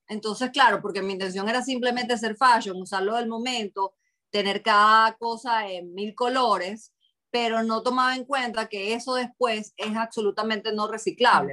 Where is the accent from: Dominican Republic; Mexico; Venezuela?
Venezuela; now in Boston, United States; fui criada en Venezuela y mi familia adoptó mucho esa cultura